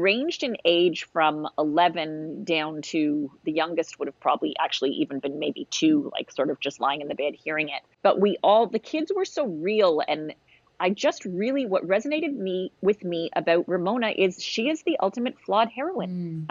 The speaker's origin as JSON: {"language": "English", "country": "Canada"}